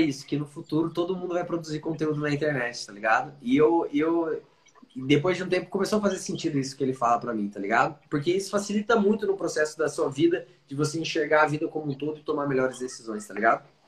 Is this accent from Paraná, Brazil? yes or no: yes; Curitiba, Paraná, Brazil; also born or lived in Dublin, Ireland; Sou curitibano nato